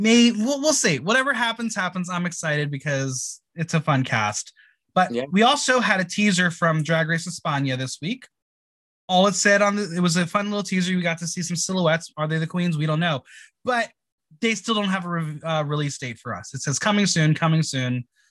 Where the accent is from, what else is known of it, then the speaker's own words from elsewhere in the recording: New Jersey, United States; we're both from Jersey.